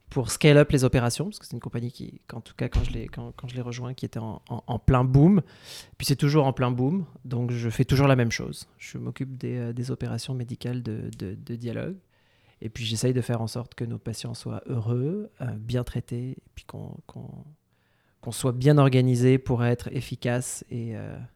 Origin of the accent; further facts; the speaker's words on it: Laval, Quebec, Canada; accent: Québécois; Euh, bah, comme mon accent le trahit, je suis québécois de souche, sur quatre générations.